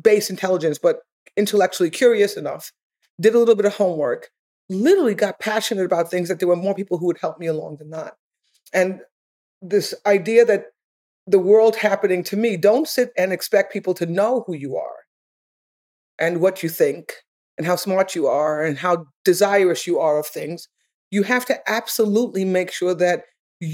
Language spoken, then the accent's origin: English; New York, United States; I'm from New York.